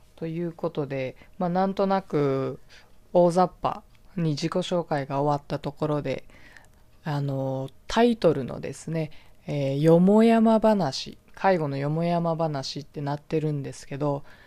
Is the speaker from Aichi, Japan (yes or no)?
no; Fukuoka, Japan; also born or lived in United States; 私はあの博多の、福岡の博多の方の出身なんです